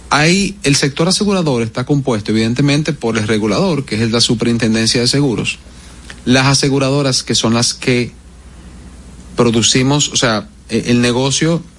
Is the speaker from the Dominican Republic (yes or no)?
yes; Dominican Republic; Sí, esos son, tú sabes, como decimos dominicano esos fuetazos que llegan.